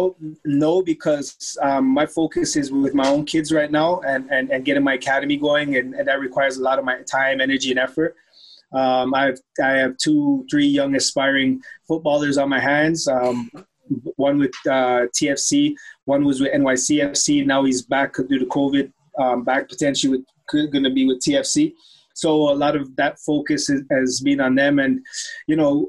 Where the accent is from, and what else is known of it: Toronto, Ontario, Canada; born or raised there; also born or lived in Germany